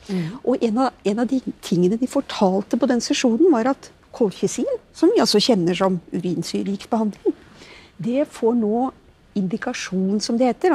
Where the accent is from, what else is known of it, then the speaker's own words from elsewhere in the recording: Norway; oss norske som er her